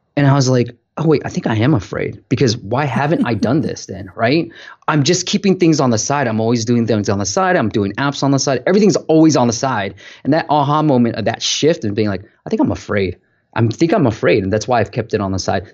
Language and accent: English; Bay Area, California, United States; I grew up in the Bay Area